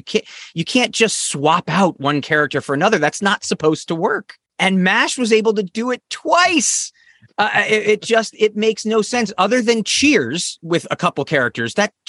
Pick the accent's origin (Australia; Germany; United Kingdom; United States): United States; Avon, Connecticut; born or raised there; also born or lived in Newington, Connecticut